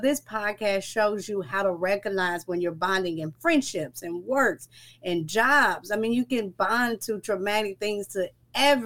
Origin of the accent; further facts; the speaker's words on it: Dallas, Texas, United States; I'm from Dallas, Texas